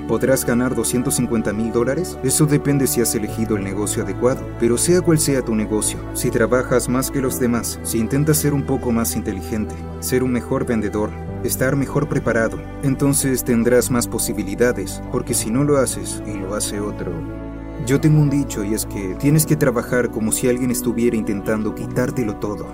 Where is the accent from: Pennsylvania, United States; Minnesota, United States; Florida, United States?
Pennsylvania, United States; Pittsburgh; Crecí en Pittsburgh